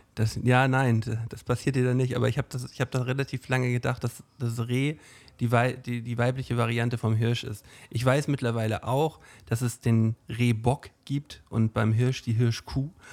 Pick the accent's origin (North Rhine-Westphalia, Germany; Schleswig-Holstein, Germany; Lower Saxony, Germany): Schleswig-Holstein, Germany; Flensburg; woher wissen die denn, dass wir aus Flensburg kommen?